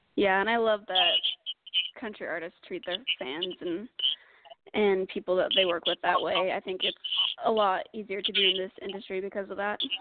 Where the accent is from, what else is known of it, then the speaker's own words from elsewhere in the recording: Utah, United States; moved away as an adult; now in Nashville, United States; I'm originally from Utah.